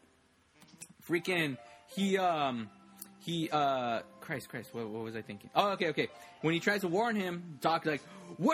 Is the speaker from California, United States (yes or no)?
yes; Los Angeles, California, United States; now in West Covina, United States; I always say I'm from Los Angeles, I currently live in a city called West Covina, California, in the San Gabriel Valley.